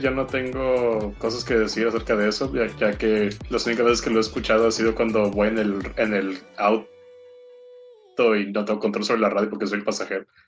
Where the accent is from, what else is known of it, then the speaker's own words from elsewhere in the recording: Mexico; soy mexicano